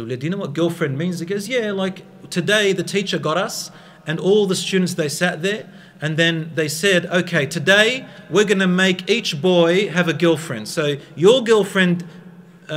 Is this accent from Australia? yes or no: yes; Australia; I'm from Australia